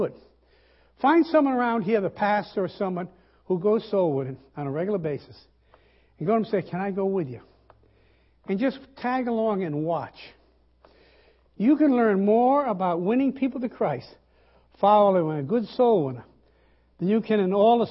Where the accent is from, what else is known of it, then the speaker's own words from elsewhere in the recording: Rhode Island, United States; I'm from the South, you know, Southern New England, Rhode Island.